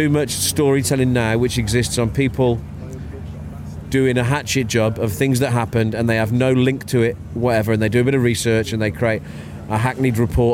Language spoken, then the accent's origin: English; Wolverhampton, West Midlands, United Kingdom; I was born in Wolverhampton, born in New Cross Hospital